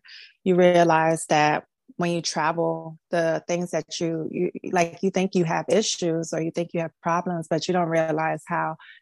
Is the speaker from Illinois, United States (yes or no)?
no; Miami, Florida, United States; I am from Miami, Florida. I was born and raised here